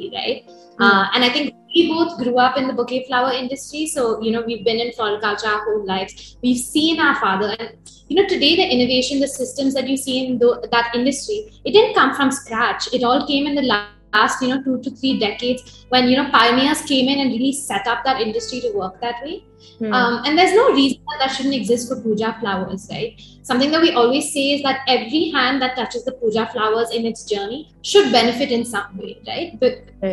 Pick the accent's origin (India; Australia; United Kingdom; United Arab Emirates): India; Bangalore, Karnataka; We are from Bangalore, the home base